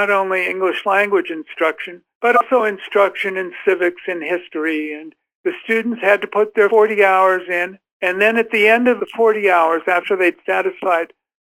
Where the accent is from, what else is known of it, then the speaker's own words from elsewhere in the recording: Los Angeles, California, United States; moved away as an adult; also born or lived in Seattle / Lodi, California; as a kid growing up in Los Angeles